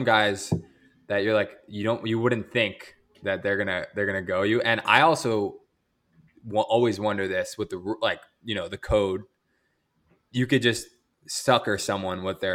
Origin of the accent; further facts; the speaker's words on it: United States; as an American